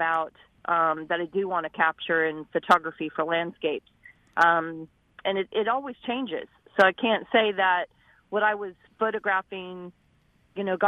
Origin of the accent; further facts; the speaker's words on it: Arizona, United States; growing up in Arizona in those really hot temperatures